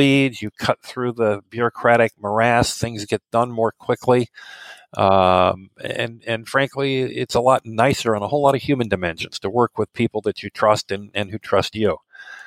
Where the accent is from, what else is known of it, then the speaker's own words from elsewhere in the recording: Midwest, United States; also born or lived in New York City; I'm American, as you can tell already. I grew up in the Midwest here.